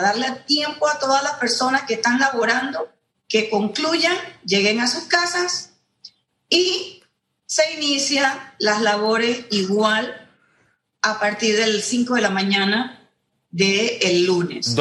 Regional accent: Panama; nosotros no somos Europa, nosotros no somos Alemania, ni somos Corea, ni somos Japón, somos Panamá

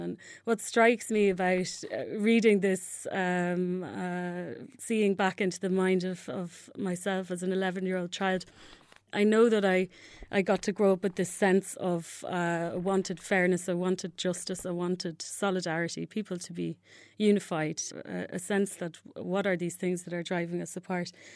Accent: Dublin, Leinster, Ireland; I'm Irish, um, grew up in a, in a small town, uh, by the sea in Dublin

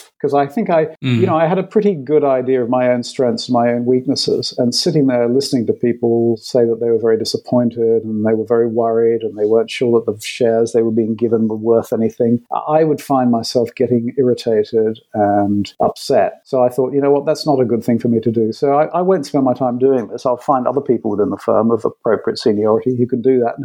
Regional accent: London, United Kingdom; I was born in London and grew up in the UK

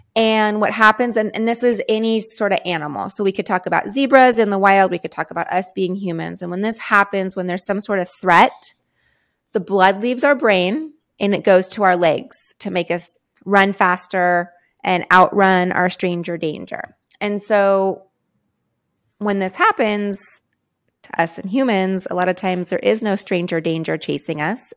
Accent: San Diego, California, United States; I grew up in San Diego, California

